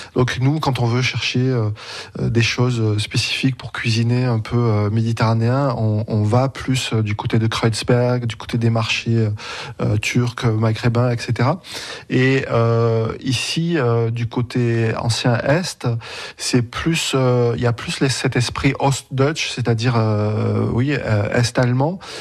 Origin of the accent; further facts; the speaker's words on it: Montpellier, Occitania, France; moved away as an adult; now in Berlin, Germany; Je suis né à Montpellier ma mère euh, a toujours vécu à Montpellier, ma grand-mère aussi